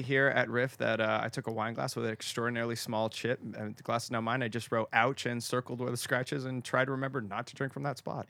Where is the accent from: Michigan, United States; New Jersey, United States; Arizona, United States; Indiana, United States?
Arizona, United States; I'm from Arizona